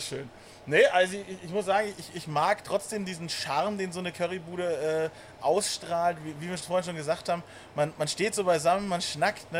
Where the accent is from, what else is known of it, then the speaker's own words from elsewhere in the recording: Bavaria, Germany; als stolzer Bayer